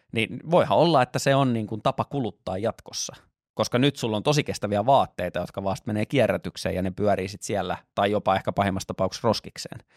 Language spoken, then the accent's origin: Finnish; Lahti, Päijät-Häme, Finland; moved away; koska olen Lahdesta kotoisin